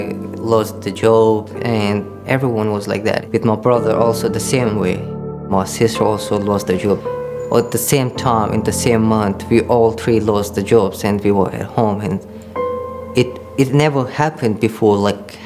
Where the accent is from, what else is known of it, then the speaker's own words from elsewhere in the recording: Pakistan; also born or lived in Afghanistan (ancestry); now in Australia; I belong to Hazara community. I grew up in Pakistan